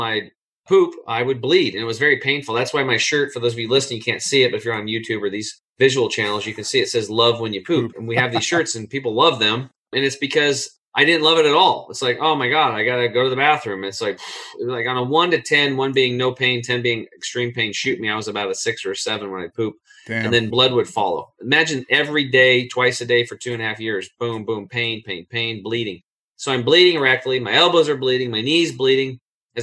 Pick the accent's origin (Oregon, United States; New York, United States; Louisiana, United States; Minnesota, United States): Oregon, United States; Eastern; born or raised there